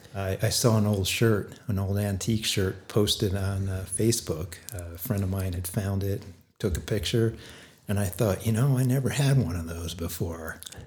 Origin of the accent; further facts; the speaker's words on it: Scarsdale, New York, United States; also born or lived in Forest Hills, Queens, New York / Elmsford, New York; Forest Hills in Queens, New York, right by Shea Stadium, where I was a huge Mets fan. And then we moved to the suburbs, Elmsford, New York, which was along the Hudson River, and then ended up in grade school and high school in Scarsdale, New York.